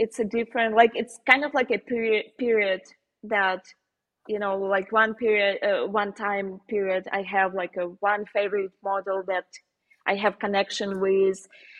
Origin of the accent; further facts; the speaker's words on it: Slovenia; accent: Slovenian; English is a second language; Probably it's a bit like, you know, like scary, especially with my Slovenian accent.